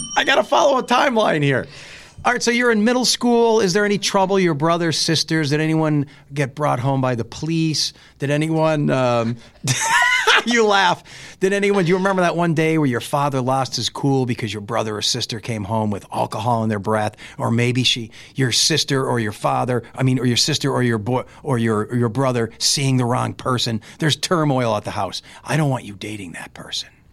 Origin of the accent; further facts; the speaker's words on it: Carbondale, Pennsylvania, United States; I was born in Saint Joseph's Hospital, which was in Carbondale